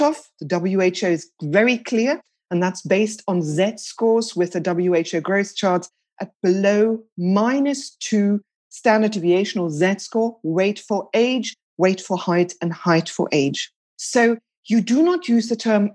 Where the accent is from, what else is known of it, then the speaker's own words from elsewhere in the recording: South Africa; moved away as an adult; also born or lived in United Kingdom; now in France; I'm originally from South Africa. I moved over to the UK in 1996.